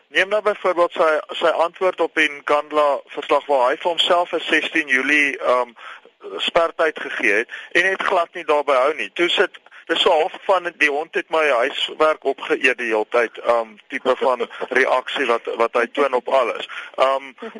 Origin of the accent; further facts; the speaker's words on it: South Africa; ons wat wat as Afrikaners gereken word, met ander woorde wit Afrikaanssprekendes